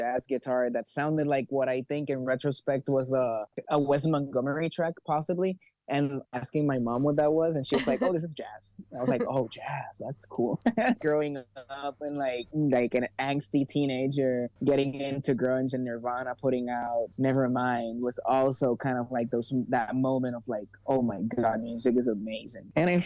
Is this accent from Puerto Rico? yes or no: yes; Puerto Rico; moved away as an adult; now in Los Angeles, United States; I grew up in Puerto Rico